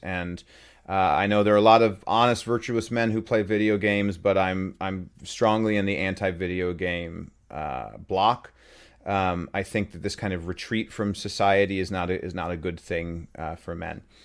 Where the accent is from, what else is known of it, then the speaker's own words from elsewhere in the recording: Utah, United States; moved away; I grew up in Utah, uh, when I was, uh, pretty young